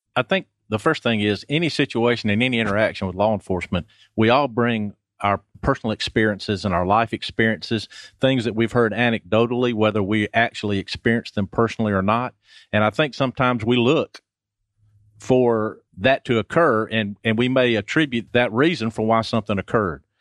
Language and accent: English; Athens, Georgia, United States; moved away as an adult; also born or lived in Summerville, South Carolina / Snellville, Georgia; I was born in Athens a long time ago.